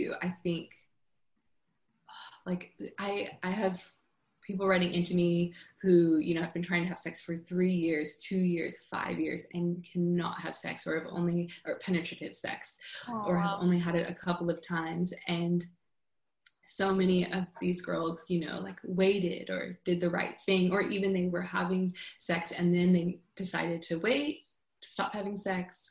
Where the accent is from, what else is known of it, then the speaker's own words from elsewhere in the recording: California, United States; I grew up in California